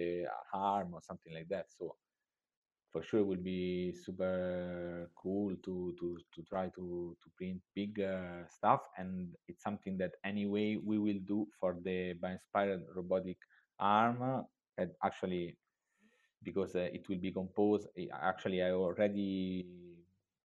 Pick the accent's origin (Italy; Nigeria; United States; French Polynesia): Italy; I'm from Italy